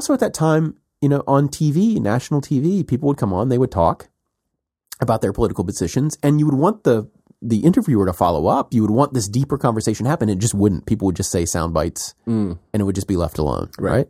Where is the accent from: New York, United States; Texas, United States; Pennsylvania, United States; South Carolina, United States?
South Carolina, United States; When I was a kid growing up in South Carolina, and there were political debates